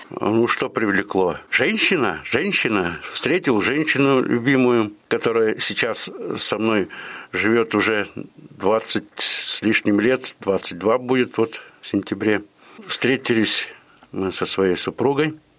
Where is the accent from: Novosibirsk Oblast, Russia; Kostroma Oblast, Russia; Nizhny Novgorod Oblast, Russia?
Kostroma Oblast, Russia; Galich; moved away as an adult; also born or lived in Yaroslavl; now in Ulyanovsk, Russia; Родился я э, в Костромской губернии, город Галич. Ну, детство все прошло тоже, соответственно, в Галиче.